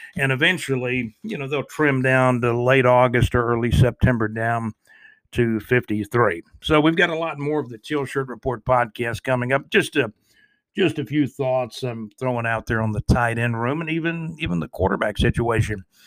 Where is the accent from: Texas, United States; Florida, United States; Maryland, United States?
Florida, United States; Jacksonville; I grew up in Jacksonville, Florida.